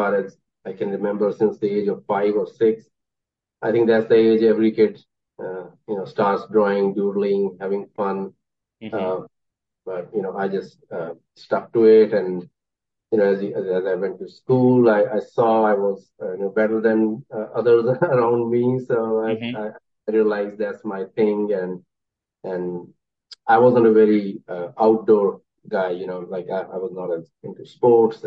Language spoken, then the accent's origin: English; Chandigarh, India; moved away as an adult; now in Greensboro, United States; I was born in Chandigarh city of India